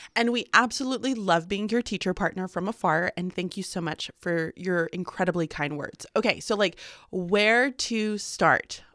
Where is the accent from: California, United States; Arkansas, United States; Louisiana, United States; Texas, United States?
Texas, United States; Houston; moved away; I'm Houston Texan, born and raised